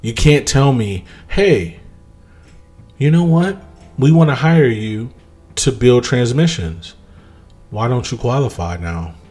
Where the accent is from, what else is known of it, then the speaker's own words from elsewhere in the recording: United States; I'm a Black American. I'm okay with being a Black American. I am not from Africa